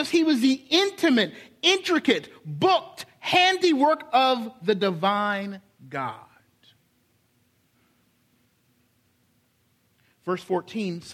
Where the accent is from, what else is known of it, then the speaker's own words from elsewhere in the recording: Charleston, South Carolina, United States; my hometown, Charleston